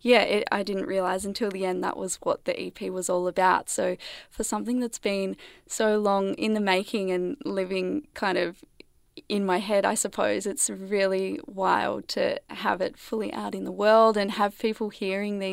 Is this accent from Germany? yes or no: no; New South Wales, Australia; now in Melbourne, Australia; I grew up in a small country town in New South Wales